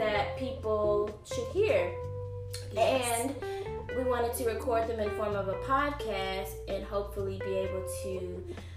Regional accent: Dallas, Texas, United States; I'm from Dallas, Texas

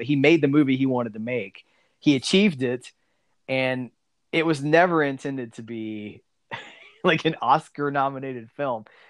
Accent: South Alabama, United States; also born or lived in Pensacola, Florida; I, I, grew up like South Alabama

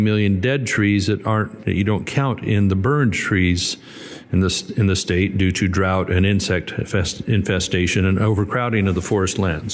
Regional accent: Northern California, United States; I come from Northern California

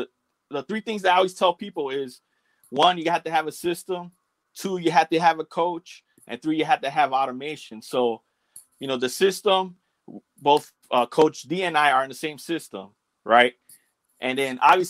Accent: Chicago, Illinois, United States; That's where I grew up.

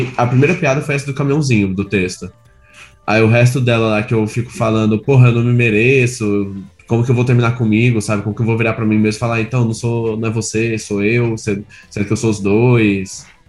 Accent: Goiânia, Goiás, Brazil; moved away as an adult; now in São Paulo, Brazil; eu sou de Goiânia

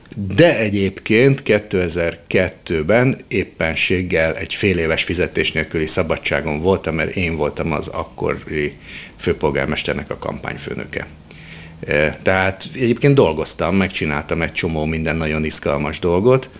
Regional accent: Budapest, Hungary; also born or lived in Szentes; Én egy rendes Terézvárosi környezetben nőttem fel

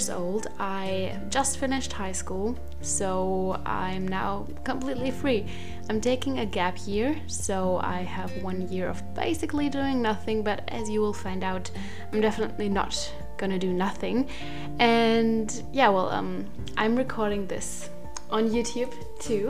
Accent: Germany; English is a second language; I'm from Germany, so if my English is not perfect, then that's why

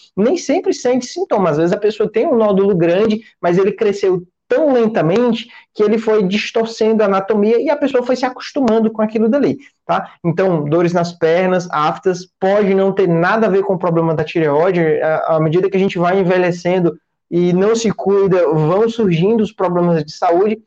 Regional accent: Ceará, Brazil; eu sou daqui do Ceará

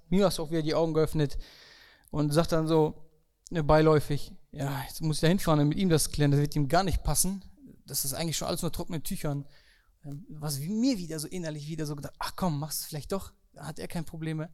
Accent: Germany; Bei uns in Deutschland

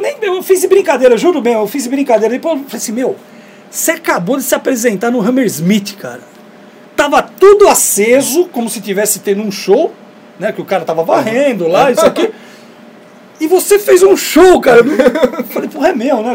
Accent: Brazil; a gente é do Brasil

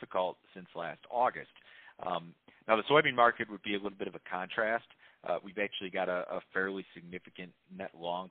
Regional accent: Chicago, Illinois, United States; moved away as an adult; now in Nashville, United States; I grew up in Chicago and worked in Chicago for many years prior to moving down south a couple of years ago

